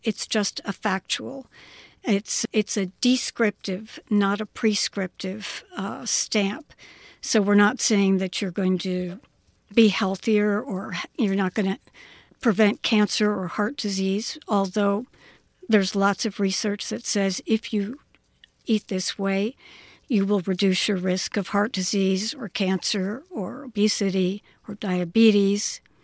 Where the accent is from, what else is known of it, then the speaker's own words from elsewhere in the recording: Pittsburgh, Pennsylvania, United States; moved away; I was an only child growing up in Pittsburgh, Pennsylvania.